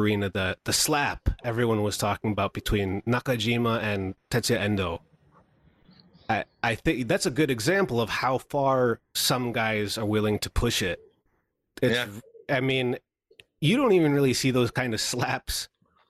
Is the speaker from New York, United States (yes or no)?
yes; Albany, New York, United States; my hometown, and it was in Albany, New York